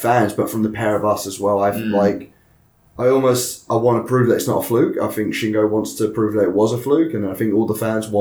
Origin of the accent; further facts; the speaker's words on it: England, United Kingdom; moved away as an adult; now in Japan; I'm from England